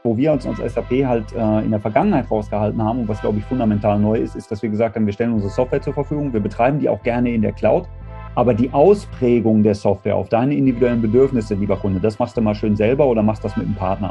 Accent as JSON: {"language": "German", "town": "Dortmund", "region": "North Rhine-Westphalia", "country": "Germany", "tie": "born or raised there", "said": "gebürtiger Dortmunder"}